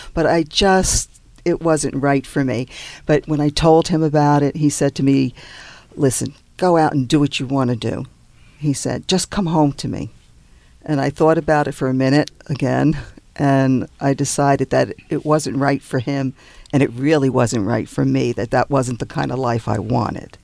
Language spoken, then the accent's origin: English; New York, United States; also born or lived in New Jersey; now in Los Angeles, United States; I'm from New York